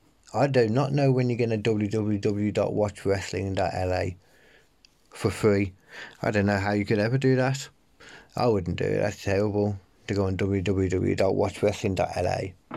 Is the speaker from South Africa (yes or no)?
no; United Kingdom; as a British wrestling fan, I've got kind of bored of AEW